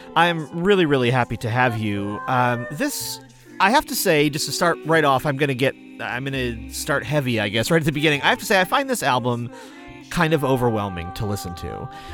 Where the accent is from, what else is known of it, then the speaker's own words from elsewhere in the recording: Lenox, Massachusetts, United States; my hometown of Lenox, Mass.